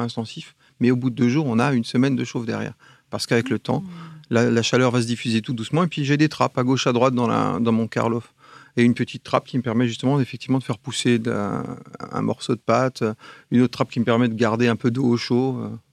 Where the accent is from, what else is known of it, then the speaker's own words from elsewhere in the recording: Alsace, Grand Est, France; je suis un Alsacien